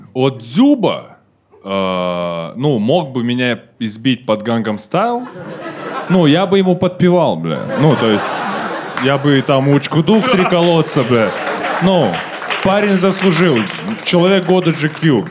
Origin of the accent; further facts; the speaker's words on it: Kazakhstan; мы казахи